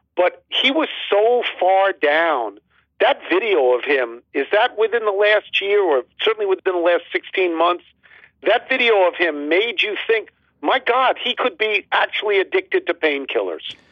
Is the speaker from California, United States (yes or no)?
no; New York, United States; now in Washington, D.C., United States; I'm from New York